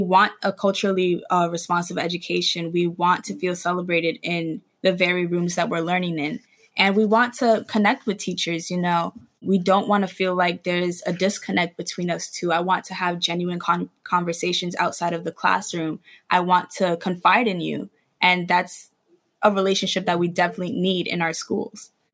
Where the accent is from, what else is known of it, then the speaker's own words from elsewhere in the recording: New York City, New York, United States; I grew up in the Bronx. I've always gone to school in the Bronx until high school